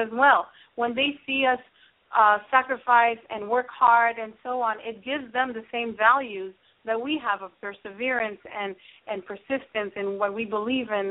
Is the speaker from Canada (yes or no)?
yes; Canada; I'm a Canadian and also a member of the Evolutionary Business Council